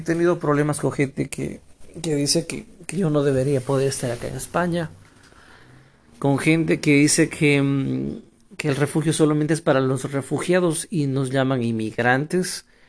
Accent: Ecuador; also born or lived in Ukraine; now in Spain; soy ecuatoriano.

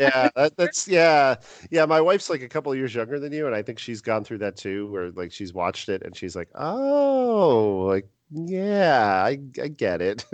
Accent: New York area, United States; we're both from the New York area

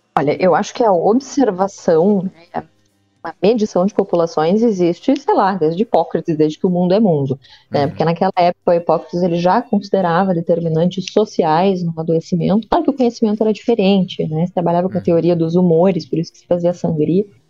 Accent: Pelotas, Rio Grande do Sul, Brazil; Eu sou natural de Pelotas

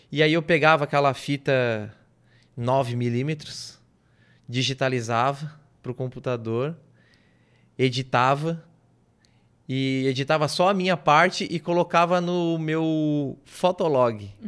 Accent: Brasília, Federal District, Brazil; born there; now in Garopaba, Brazil; Que eu nasci em Brasília. O, a minha mãe é daqui de Garopaba, né?

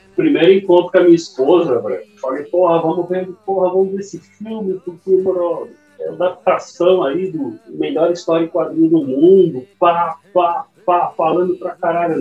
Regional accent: São Paulo, Brazil; moved away as an adult; also born or lived in Santos; now in Santo Antônio de Posse, Brazil; eu nasci em Santos, mas eu eu fui para São Paulo com seis meses

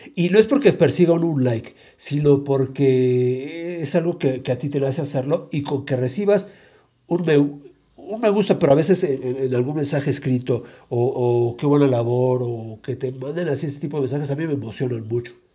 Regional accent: Mexico City, Mexico; yo vivía ahí, pero en la colonia de Santo Tomás, pero muy pegada a la colonia Popotla. Y no sé si viste ahí enfrentito del árbol de la noche triste y la primaria ahí estuve yo

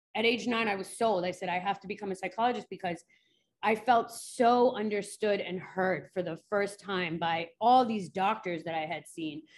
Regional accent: New York City, New York, United States; I grew up in New York City

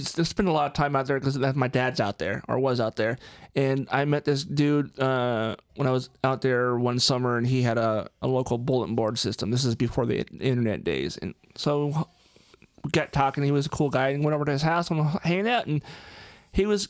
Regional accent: Issaquah, Washington, United States; When I was a teenager, I grew up out in Issaquah, which is, Tiger Mountain and Squawk Mountain

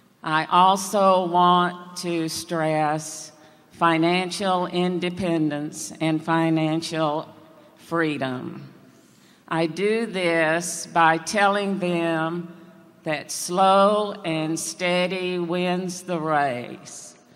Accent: Apopka, Florida, United States; from Apopka, Florida.

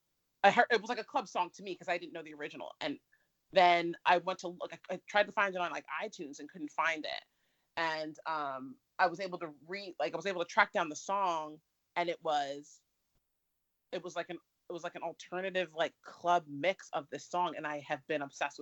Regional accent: New Jersey, United States; I'm from Jersey

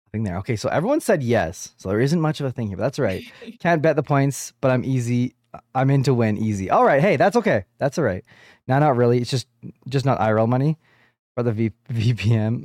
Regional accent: Canada; I am a Canadian podcaster

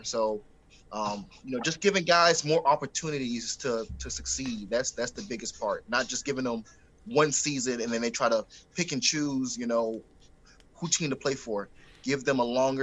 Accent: Miami, Florida, United States; I'm from Miami. I was nice. Raised in Miami

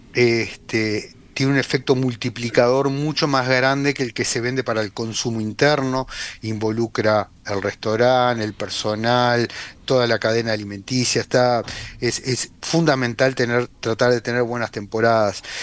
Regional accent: Uruguay; como uruguayos

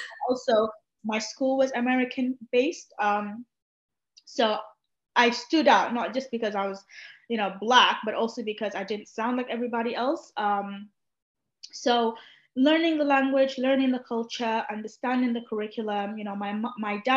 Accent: Sudan; first language Arabic; English is a second language; now in London, United Kingdom; I'd come from Sudan, like it is 40 degrees and up all around.

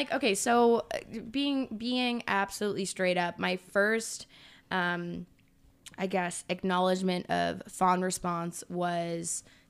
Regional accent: Scotland, United Kingdom; I'm Scottish.

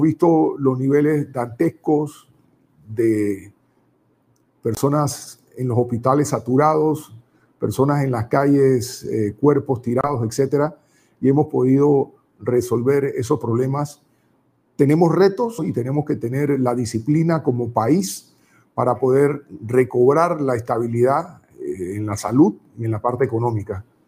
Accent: Panama; Nosotros queremos como panameños

